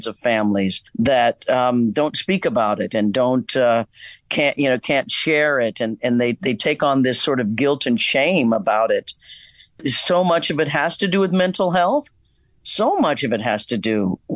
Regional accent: Kansas, United States; moved away; also born or lived in Hollywood; my growing up in Kansas

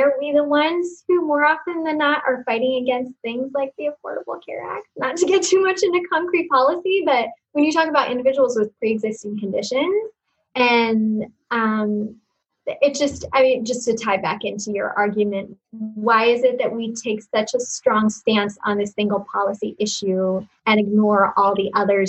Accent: Uzbekistan; I grew up outside the United States in Uzbekistan, a country where it was Christians were persecuted in the really almost like biblical sense of the word.

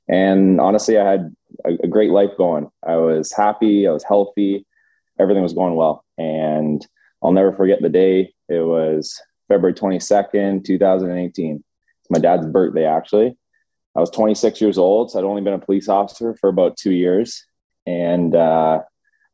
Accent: London, Ontario, Canada; I grew up in London, Ontario

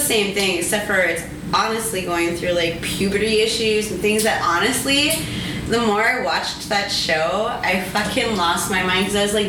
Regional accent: Minnesota, United States; okay, but I'm from Minnesota where all like Minneapolis, there's such

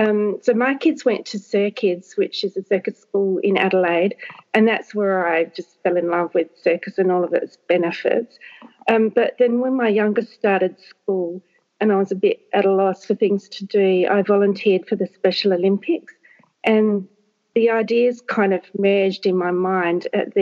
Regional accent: Papua New Guinea; born there; So I was born in Papua New Guinea, where both my parents were teachers.

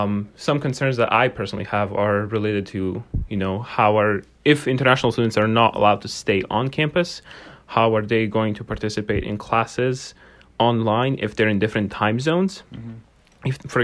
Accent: Bosnia & Herzegovina; English is a second language; I'm from Bosnia and Herzegovina, and this is a very hectic moment, I would say, for every person on campus, especially international students

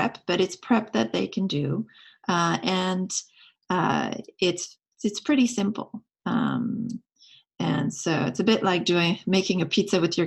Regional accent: France; now in United States; I grew up in France

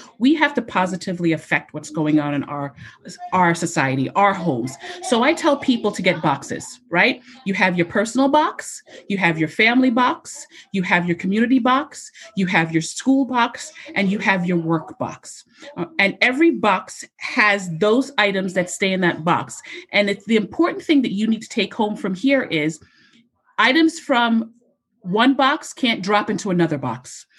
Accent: Jamaica; I don't like pasta. I'm Jamaican. I like rice.

